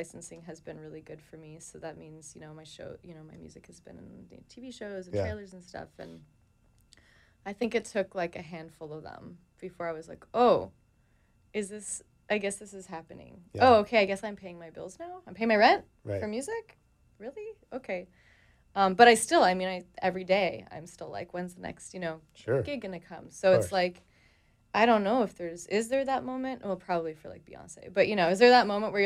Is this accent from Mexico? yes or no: no; Toronto, Ontario, Canada; I'm from Toronto, Canada